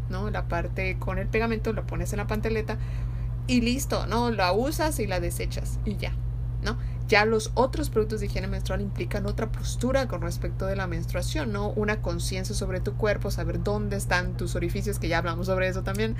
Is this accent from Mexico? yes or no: yes; Yucatán, Mexico; nosotros somos de México, del estado de Yucatán